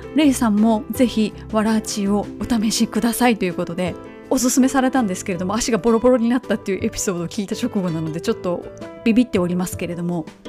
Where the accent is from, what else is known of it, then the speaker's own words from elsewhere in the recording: Kobe, Hyogo, Japan; moved away; 神戸マラソンのコースのすぐそばに実家がある